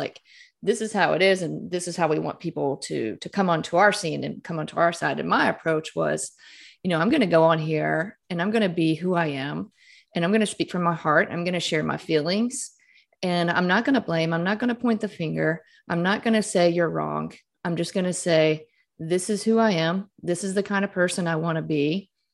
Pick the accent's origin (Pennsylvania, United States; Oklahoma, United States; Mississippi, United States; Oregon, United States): Mississippi, United States; moved away as an adult; I grew up in Mississippi, I grew up Catholic